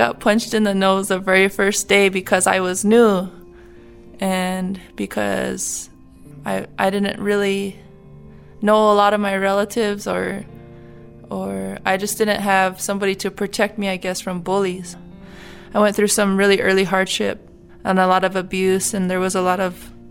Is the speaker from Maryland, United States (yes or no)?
no; Pine Ridge Indian Reservation, South Dakota, United States; Well, I'm an enrolled member of the Cheyenne River Sioux Tribe. My mom is a member of the Oglala Sioux Tribe, so I grew up on the Pine Ridge Indian Reservation.